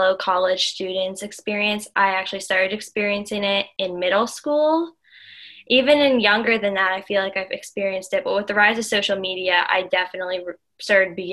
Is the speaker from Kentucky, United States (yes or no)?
no; outside of Philadelphia, Pennsylvania, United States; I grew up outside of Philadelphia. I live 45 minutes west of Philadelphia, right by Valley Forge Park